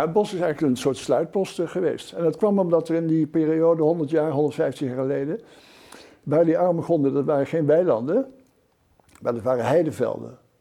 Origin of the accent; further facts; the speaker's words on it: Utrechtse Heuvelrug, Netherlands; ik ben opgegroeid in de, op de Utrechtse Heuvelrug